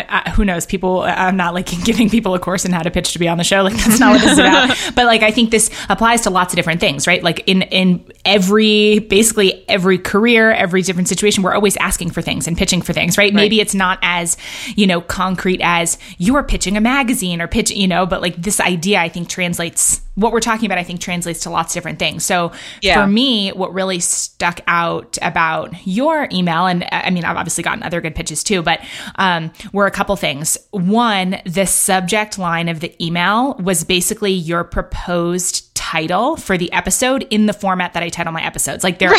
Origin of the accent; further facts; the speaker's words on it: New York City, New York, United States; I grew up in Battery Park City at Gateway Plaza